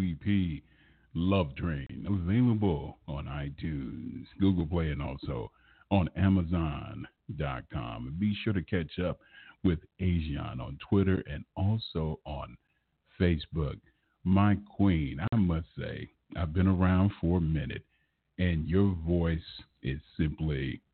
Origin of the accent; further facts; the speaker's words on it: Los Angeles, California, United States; moved away as an adult; I've been here now for going on almost 10 years because I'm originally from Los Angeles